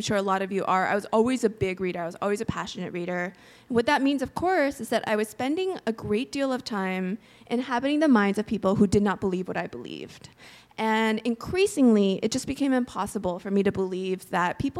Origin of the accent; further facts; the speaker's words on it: United States; also born or lived in Korea; I moved to the States from Korea when I was 3.